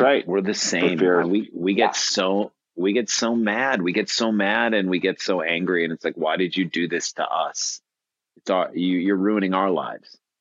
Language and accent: English; St. Louis, Missouri, United States; growing up in St. Louis